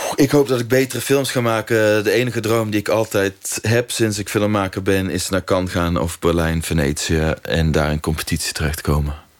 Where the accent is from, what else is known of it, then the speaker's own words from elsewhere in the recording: North Brabant, Netherlands; in het dorp waar ik ben opgegroeid